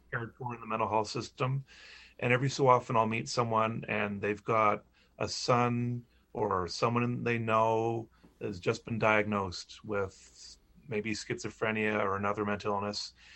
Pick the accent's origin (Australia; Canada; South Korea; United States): Canada; Charlotte County, New Brunswick; moved away as an adult; I grew up in Charlotte County.